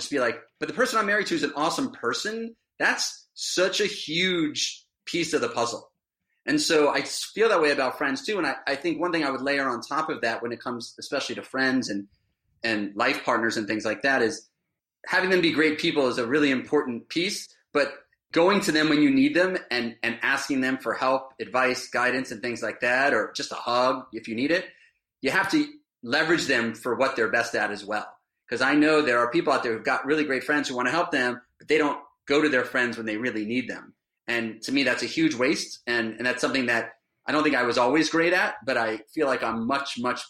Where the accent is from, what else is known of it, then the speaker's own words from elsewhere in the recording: Miami, Florida, United States; now in Westfield, United States; growing up in Miami